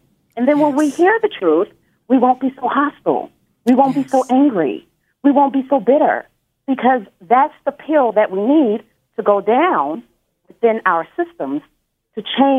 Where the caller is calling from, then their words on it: Nashville, Tennessee, United States; I'm calling from the Nashville, Tennessee area.